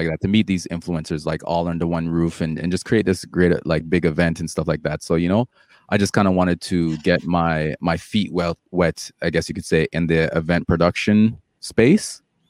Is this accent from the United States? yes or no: no; Jamaica; Like, you know, I'm Jamaican, so, you know, I'll poke the same fun at, you know, at the Jamaican culture, right?